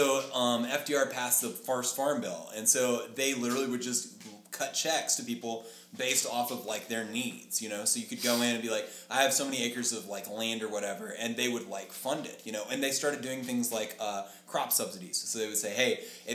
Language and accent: English; Lubbock, Texas, United States; we moved to like further north of where we live in Lubbock